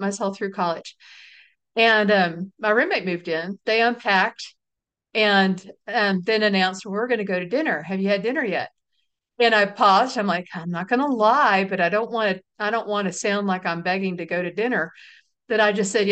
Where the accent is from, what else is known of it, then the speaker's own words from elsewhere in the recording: Texas, United States; We're from Texas